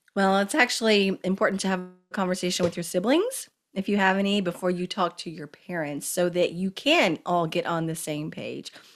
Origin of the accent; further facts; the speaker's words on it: Kentucky, United States; moved away as an adult; also born or lived in Washington, D.C.; I'm from Kentucky and my mom was living in Kentucky